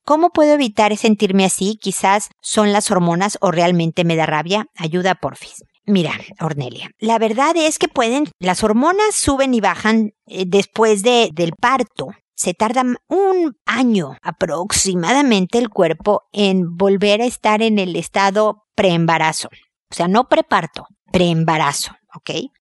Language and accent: Spanish; Mexico; moved away as an adult; now in Chile; estos dos países que quiero muchísimo porque es donde, bueno, nací uno y crecí y me casé y tuve hijos y demás. Es mi gran amor, mi patria querida